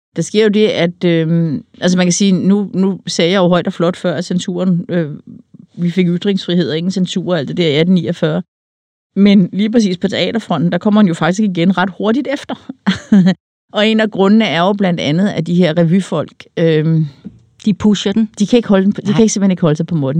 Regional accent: Denmark; hvem vi er som danskere

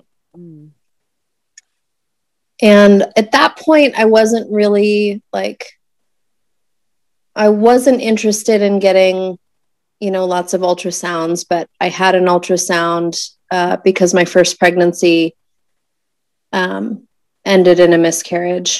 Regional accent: Tucson, Arizona, United States; also born or lived in Houston, Texas; moved from Houston to Tucson, which is my hometown.

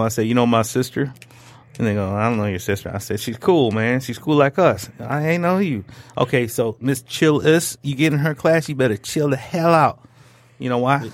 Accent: Troy, Michigan, United States; I grew up in Troy

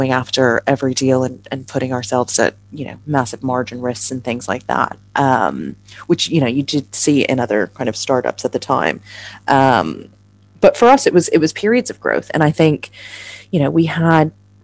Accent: United States; moved away as an adult; now in London, United Kingdom; I'm obviously an American

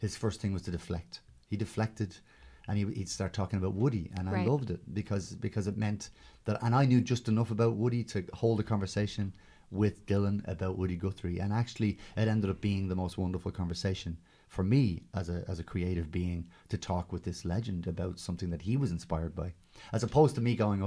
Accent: Ireland; me being Irish Catholic

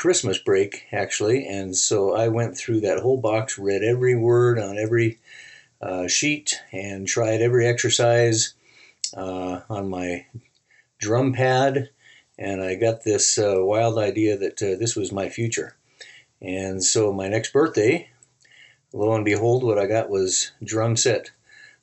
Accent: Reno, Nevada, United States; growing up in Reno, it was pretty common for celebrities to come through town

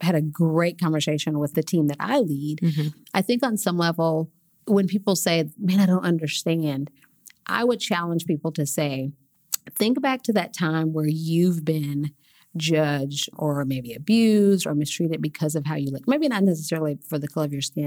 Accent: Oklahoma City, Oklahoma, United States; I grew up right here in Oklahoma City

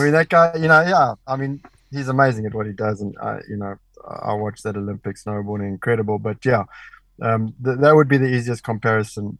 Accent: Durban, KwaZulu-Natal, South Africa; I was growing up in Durban

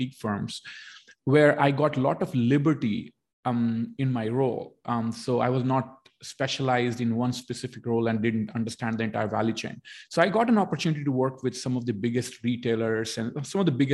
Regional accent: India; moved away as an adult; now in Canada; I was born in India. I did my education in India, but almost my entire experience is in Canada.

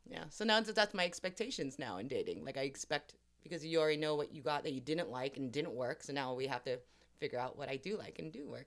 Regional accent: Los Angeles, California, United States; accent: Valley girl; I grew up in Hollywood and then the Valley, and I'm very proud to say I'm still a Valley girl

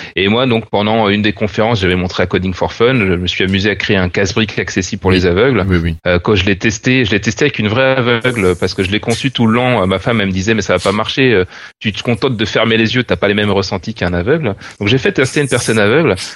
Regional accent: France; en tant que Français

